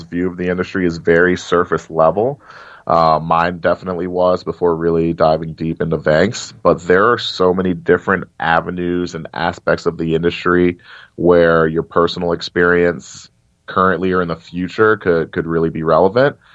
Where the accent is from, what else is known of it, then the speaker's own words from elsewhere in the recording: Cincinnati, Ohio, United States; my hometown of Cincinnati